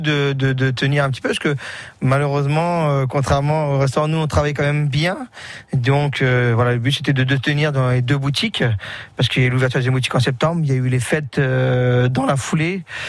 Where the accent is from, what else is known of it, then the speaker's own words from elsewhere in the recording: Sarthe, Pays de la Loire, France; chez nous, en Sarthe